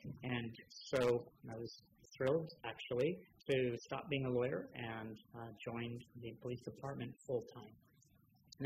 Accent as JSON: {"language": "English", "town": "St. Helena", "region": "California", "country": "United States", "tie": "born or raised there", "also_born_or_lived": "Los Angeles", "moved": "as an adult", "said": "born and raised in St. Helena, Napa County, over the hill. Grew up in that small town"}